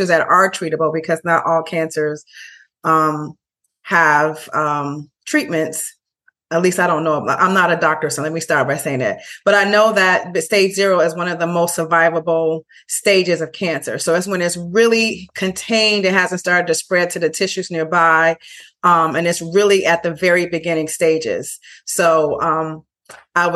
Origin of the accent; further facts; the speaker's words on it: Chicago, Illinois, United States; also born or lived in Brooklyn, New York; now in Bayonne, United States; I am from Chicago originally, but I lived in Brooklyn for 9.5 years and I now live in Bayonne, New Jersey.